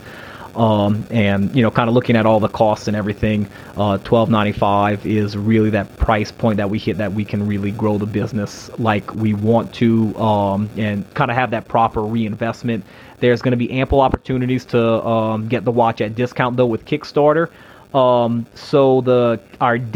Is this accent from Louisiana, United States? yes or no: yes; St. James Parish, Louisiana, United States; I was born in St. James Parish, which is just two parishes over